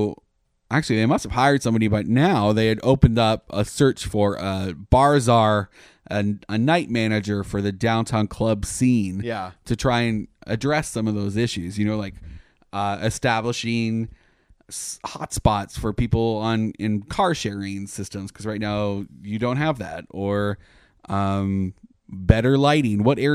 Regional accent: Canada; now in United States; I was amazed when I came here from Canada. There's like ride programs all the time.

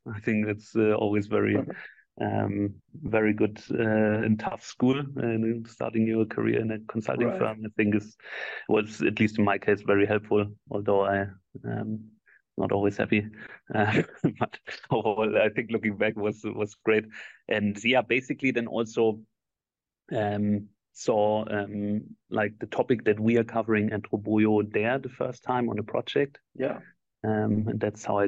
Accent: Germany; also born or lived in Argentina / Dublin / Barcelona / Switzerland; I was born and raised in Germany.

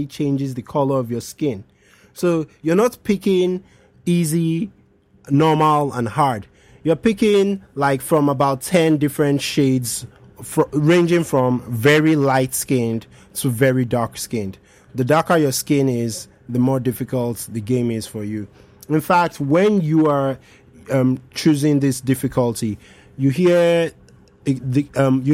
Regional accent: Nigeria; I'm speaking just as a Nigerian now.

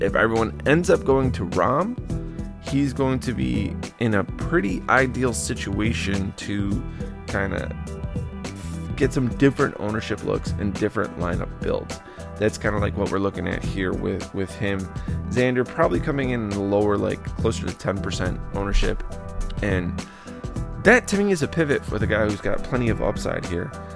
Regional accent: Chicago, Illinois, United States; my hometown area of the Chicagoland area

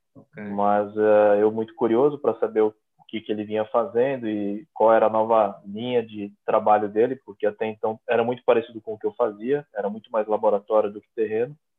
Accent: Brazil; moved away as an adult; also born or lived in São Paulo; now in Portugal; eu sou brasileiro

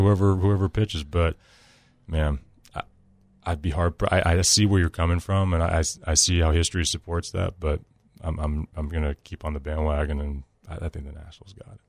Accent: Nashville, Tennessee, United States; I'm from Nashville

